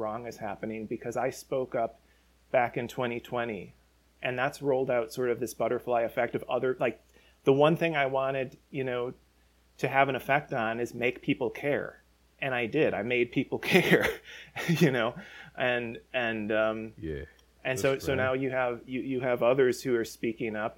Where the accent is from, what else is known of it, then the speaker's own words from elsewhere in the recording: Chicago, Illinois, United States; I grew up in Chicago